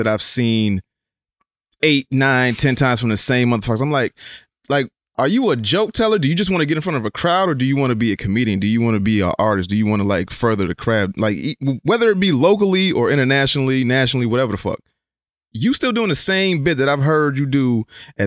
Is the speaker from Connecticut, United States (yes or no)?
yes; Connecticut, United States; we're Connecticut, we're so small